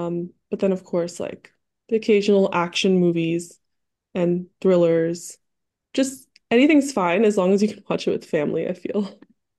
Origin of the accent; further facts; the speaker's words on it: Detroit, Michigan, United States; also born or lived in Dallas; now in New York, United States; I'm living in New York right now, but I'm from Dallas and originally from Detroit.